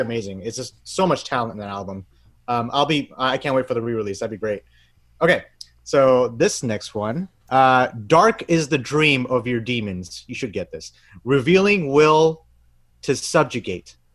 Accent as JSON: {"language": "English", "country": "Bangladesh", "said": "I'm from Bangladesh"}